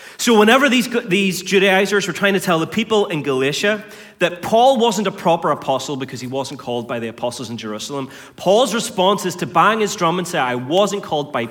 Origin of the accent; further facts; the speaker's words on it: North Antrim, Northern Ireland, United Kingdom; I grew up on a farm in North Antrim